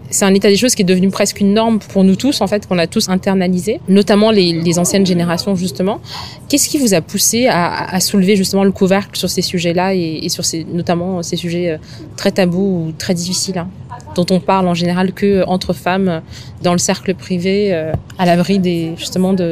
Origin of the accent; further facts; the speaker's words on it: Madagascar; en tant que malgache